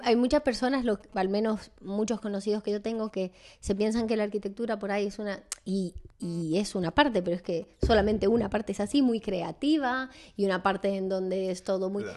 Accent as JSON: {"language": "Spanish", "region": "San Juan", "country": "Argentina", "also_born_or_lived": "Italy", "moved": "as an adult", "lives_now": "Madrid, Spain", "said": "Yo no soy de Buenos Aires, eh, entonces eh, soy de San Juan, de una ciudad del interior de, Argentina"}